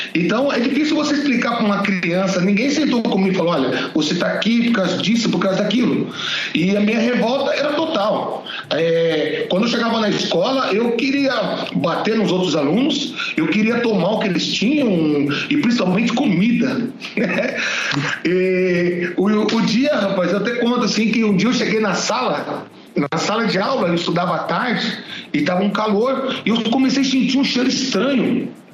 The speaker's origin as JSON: {"language": "Portuguese", "town": "Lençóis Paulista", "region": "São Paulo", "country": "Brazil", "tie": "born or raised there", "also_born_or_lived": "Araçatuba", "moved": "as an adult", "lives_now": "Presidente Prudente, Brazil", "said": "lá para Lençóis Paulista, onde eu nasci"}